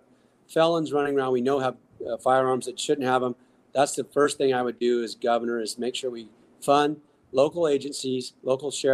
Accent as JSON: {"language": "English", "region": "Northern California", "country": "United States", "said": "I'm from Northern California"}